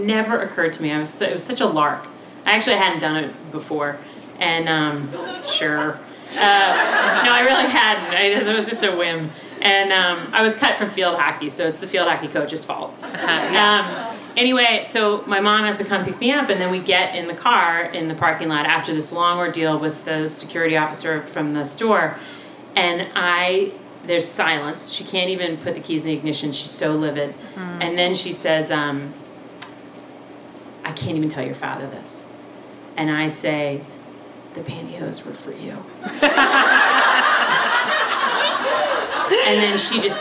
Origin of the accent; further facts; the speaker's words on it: Villanova, Pennsylvania, United States; moved away as an adult; we were raised in Villanova, right near Villanova University